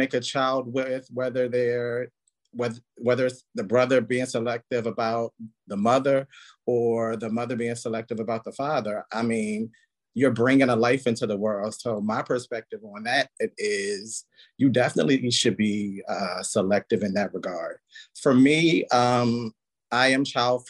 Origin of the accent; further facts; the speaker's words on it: Baltimore, Maryland, United States; also born or lived in North Carolina; I claim Baltimore, Maryland as my hometown